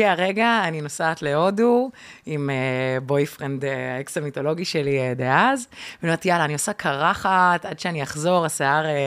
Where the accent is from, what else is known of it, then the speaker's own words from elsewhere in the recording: Pardes Katz, Tel Aviv District, Israel; also born or lived in Ramat Gan; גדלתי בפרדס כץ. פרדס כץ.